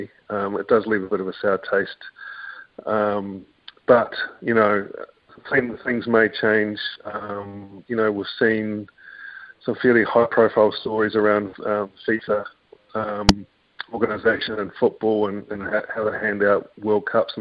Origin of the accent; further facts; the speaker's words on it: New Zealand; as a New Zealander and pretty proud one